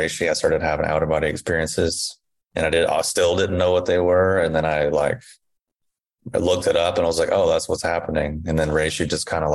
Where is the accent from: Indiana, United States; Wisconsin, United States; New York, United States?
Indiana, United States; also born or lived in Kentucky; where I grew up in Indiana and in Kentucky